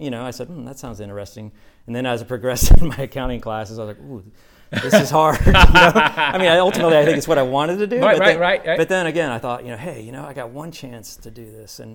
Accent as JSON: {"language": "English", "region": "Florida", "country": "United States", "tie": "born or raised there", "said": "I was born and raised here in Florida"}